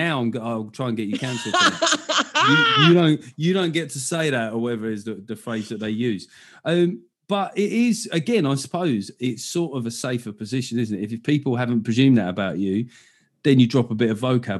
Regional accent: London, United Kingdom; accent: South London; Well, it's South London, but yeah, a lot of people think Essex, but yeah, it's South London.

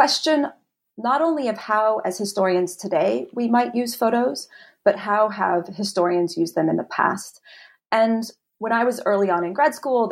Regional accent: Utah, United States; I grew up in Utah, and I learned French in high school

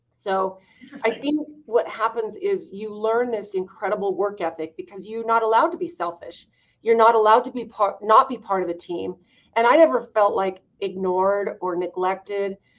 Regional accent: Idaho, United States; I grew up in Idaho, um, second oldest of 14 kids

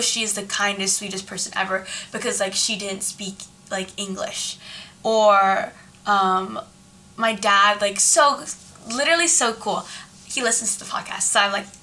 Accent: San Jose, California, United States; I grew up in San Jose, California too

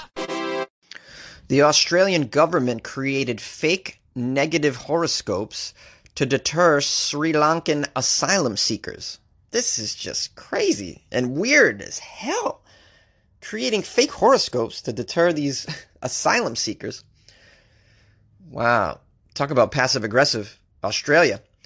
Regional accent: Boston, Massachusetts, United States; accent: Boston; I was raised in Boston

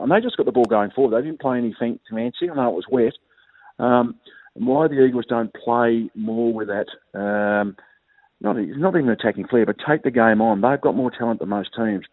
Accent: Hobart, Tasmania, Australia; I'm originally from Hobart, playing in Tassie

